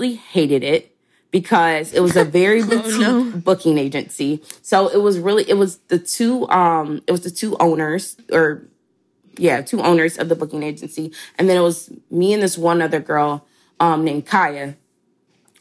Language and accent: English; Chattanooga, Tennessee, United States; moved away as an adult; also born or lived in Atlanta, Georgia; I'm from Chattanooga, Tennessee. I graduated high school at 17 and then I moved down to Atlanta to attend Spelman College